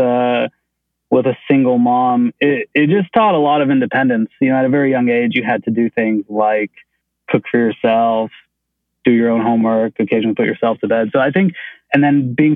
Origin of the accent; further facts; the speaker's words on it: Nashville, Tennessee, United States; English is a second language; now in Chicago, United States; I grew up most of my childhood in Nashville.